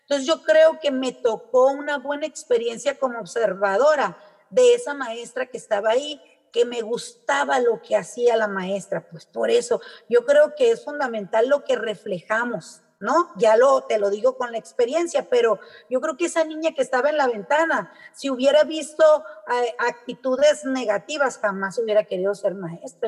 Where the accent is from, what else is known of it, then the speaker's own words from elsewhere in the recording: Hermosillo, Sonora, Mexico; moved away as an adult; also born or lived in Ciudad Obregón, Sonora; now in Santa Ana, Mexico; luego por trabajo de mi papá nos venimos a Hermosillo, y ya en Hermosillo hice la mayoría de mi, de mi carrera como estudiante